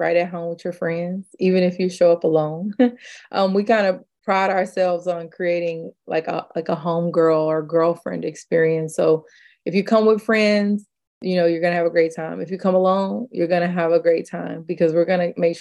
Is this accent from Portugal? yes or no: no; Kansas City, United States; I'm from Kansas City.